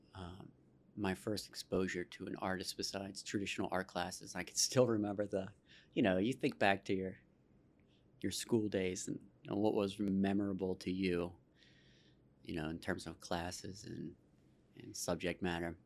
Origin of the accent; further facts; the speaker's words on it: Pittsburgh, Pennsylvania, United States; I was born in the South Hills in, uh, Baldwin Whitehall